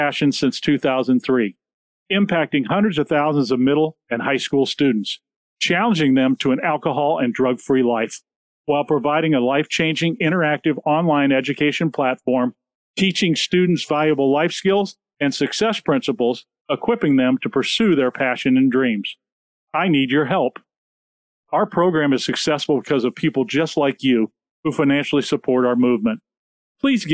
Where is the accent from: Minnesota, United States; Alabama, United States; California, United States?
California, United States; Southern; growing up in Southern California